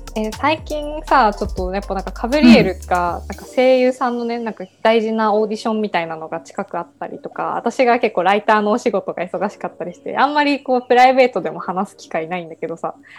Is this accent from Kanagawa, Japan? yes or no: no; Yamaguchi, Japan; 私たち、あのあの山口県出身